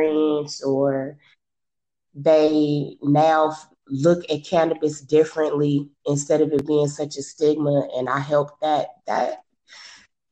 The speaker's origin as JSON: {"language": "English", "town": "Los Angeles", "region": "California", "country": "United States", "moved": "as an adult", "lives_now": "Las Vegas, United States", "said": "I'm from California originally, Los Angeles area, more specific, the Crenshaw District"}